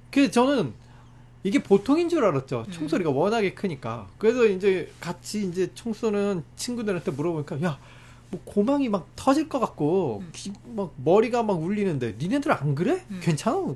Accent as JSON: {"language": "Korean", "country": "South Korea"}